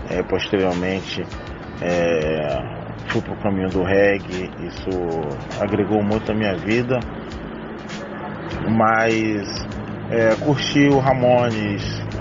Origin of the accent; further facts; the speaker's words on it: Salvador, Bahia, Brazil; moved away as an adult; now in Rio de Janeiro, Brazil; sou técnico em mecânica offshore, é, sou soteropolitano, nascido em Salvador, tenho 43 anos, moro no Rio há 10 anos.